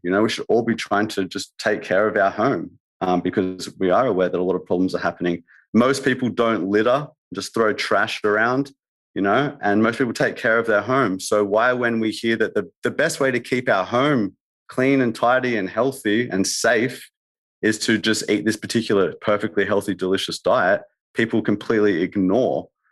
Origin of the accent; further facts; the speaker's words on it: Australia; I'm saying that from Australia. I'm, we're not very cultural really in Australia